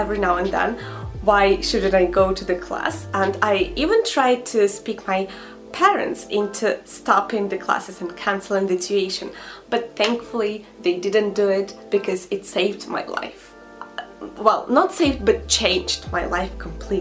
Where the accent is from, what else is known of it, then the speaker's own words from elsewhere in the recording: Russia; English is a second language; I started learning English pretty much like all the other girls and boys in my country at 6 years old in the primary school